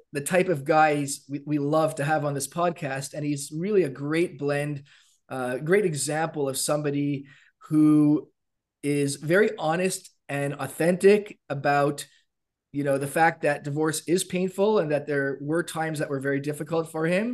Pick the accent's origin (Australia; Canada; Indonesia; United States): Canada